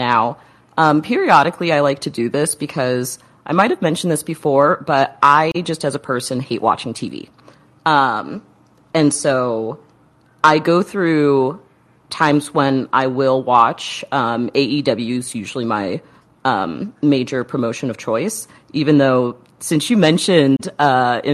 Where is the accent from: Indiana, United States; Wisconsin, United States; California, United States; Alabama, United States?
Indiana, United States; Indianapolis; my hometown of Indianapolis, Indiana